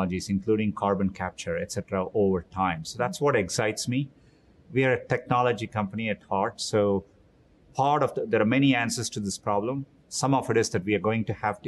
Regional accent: Chennai, Tamil Nadu, India; moved away as an adult; now in United States; I grew up in Chennai, India

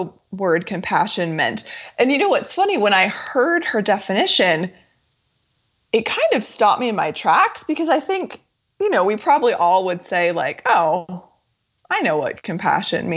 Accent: United States; moved away as an adult; also born or lived in Japan; moving back to the U.S.

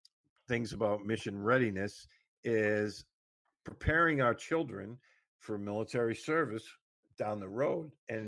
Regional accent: Massachusetts, United States; my home state of Massachusetts

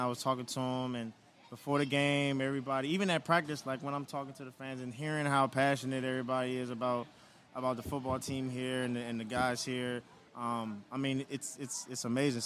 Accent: Maryland, United States; I'm originally from Maryland

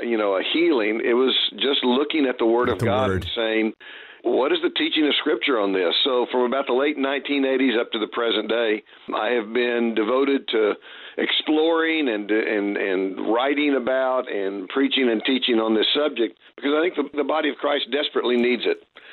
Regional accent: United States; also born or lived in Oklahoma / Texas; I was raised Southern Baptist in Oklahoma and Texas

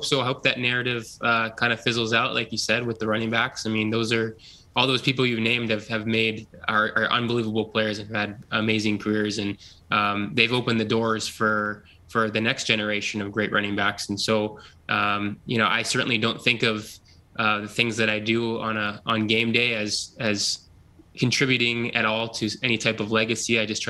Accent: Ontario, Canada; being able to play in front of people who really haven't had the opportunity to watch me play football growing up in Ontario

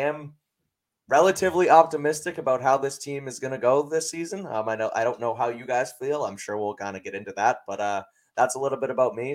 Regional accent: Boston, Massachusetts, United States; I'm local from from Mass, from around the city of Boston

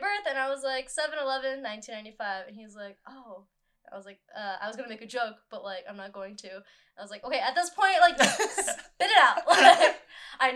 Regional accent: Park Ridge, Illinois, United States; I've like lived here all my, like my entire life. Like I was born in Park Ridge, Illinois.

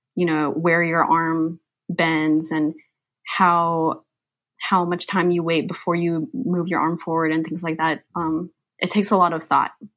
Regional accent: Georgia, United States; also born or lived in Philippines; I'm from the Philippines, um, I grew up in Georgia, however, that's where I really consider myself

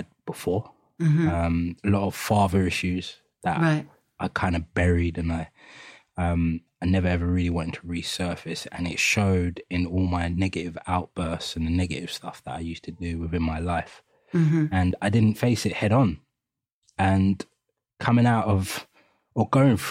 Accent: London, United Kingdom; accent: East London; …, we grew up in East London, Hackney, three out of the four of us.

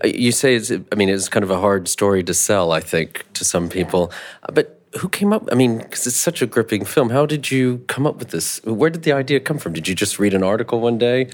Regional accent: United States; also born or lived in North Carolina; as an American

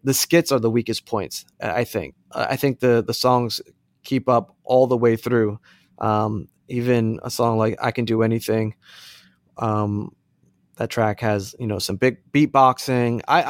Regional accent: United States; just growing up in the States, that's kind of a natural thing.

